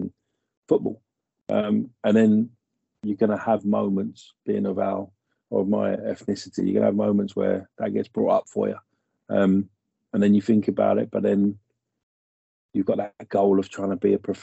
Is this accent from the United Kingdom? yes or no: yes; Hayes, London, United Kingdom; we've grown up in this. I live in Hayes, and we grew up around this area